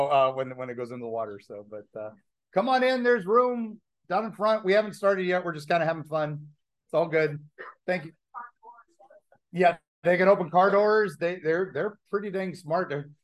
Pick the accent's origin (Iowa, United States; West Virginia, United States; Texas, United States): West Virginia, United States; also born or lived in Kentucky / Ohio; but I'm originally from West Virginia, Kentucky, Ohio, and lived in Hollers.